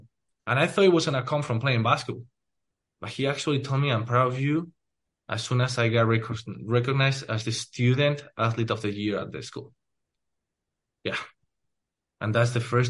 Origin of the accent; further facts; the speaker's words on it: Spain; now in United States; when I grew up in Spain